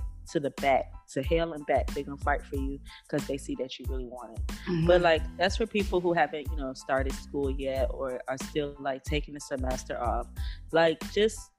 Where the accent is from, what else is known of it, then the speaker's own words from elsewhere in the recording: Opa-locka, Florida, United States; now in Philadelphia, United States; Bunch Park, Opa-locka